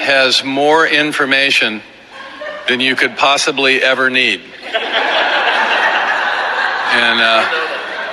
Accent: Southern California, United States; We're from Southern California

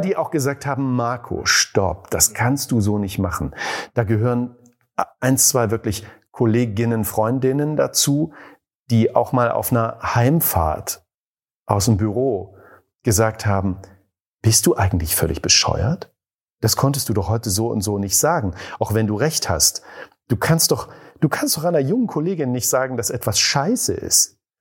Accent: East Germany, Germany; Ich bin ja in der DDR groß geworden

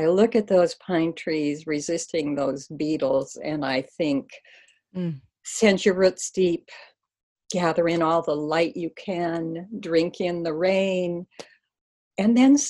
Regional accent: Oconomowoc, Wisconsin, United States; born or raised there; also born or lived in Watertown, Wisconsin

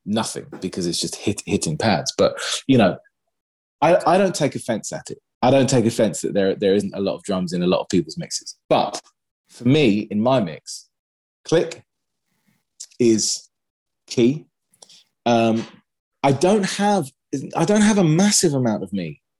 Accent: London, United Kingdom; in my hometown

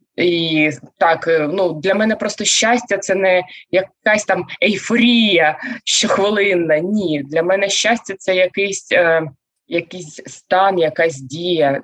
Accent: Zaporizhzhia, Zaporizhzhia Oblast, Ukraine; moved away; also born or lived in Kharkiv; Я народилася та вирісла в Запоріжжі.

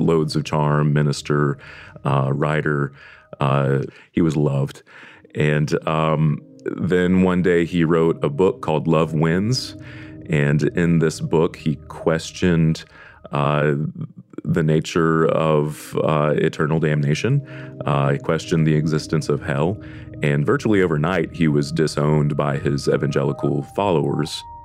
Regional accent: Deep South, United States; I am from the Deep South

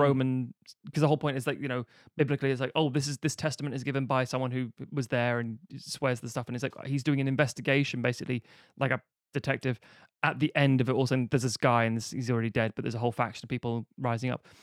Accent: Ireland; mostly as an Irish person

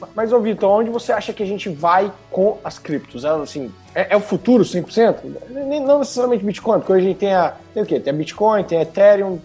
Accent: Bahia, Brazil; moved away; also born or lived in Espírito Santo; Eu sou baiano

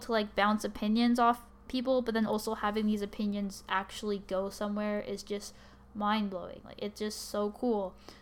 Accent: Canada; I'm also Canadian

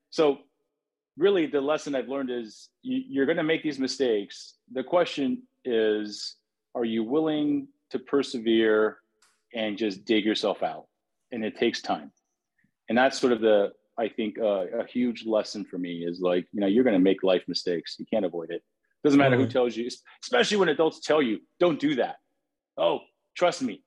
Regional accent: San Francisco, California, United States; I grew up in San Francisco

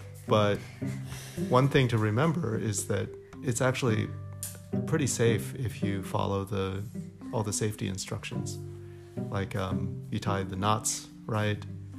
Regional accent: Wilmington, Delaware, United States; moved away; also born or lived in Bloomington, Indiana / Washington, D.C. / Chicago; And I grew up in Wilmington, Delaware.

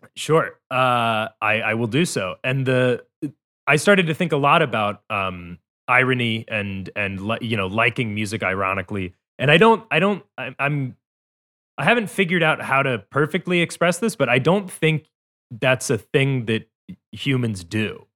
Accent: outside of Chicago, Illinois, United States; moved away; also born or lived in Glasgow, Scotland / Cleveland; when I was growing up outside of Chicago

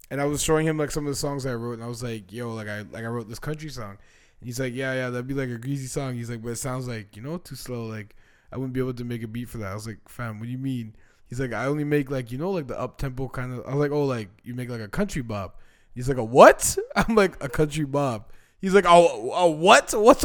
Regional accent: Canada; I just wanted to make it clear that I was Canadian.

